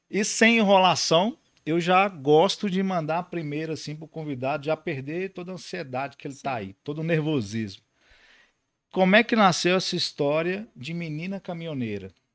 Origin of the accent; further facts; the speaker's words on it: north of Minas Gerais, Brazil; eu sou do norte de Minas